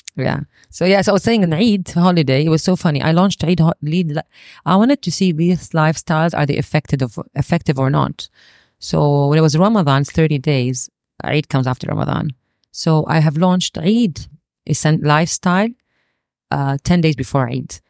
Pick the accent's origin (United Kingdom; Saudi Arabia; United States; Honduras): Saudi Arabia; growing up in Saudi